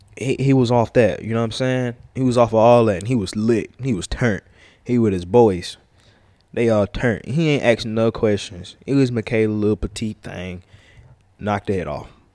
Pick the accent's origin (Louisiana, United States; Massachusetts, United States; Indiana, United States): Louisiana, United States; I'm from Louisiana.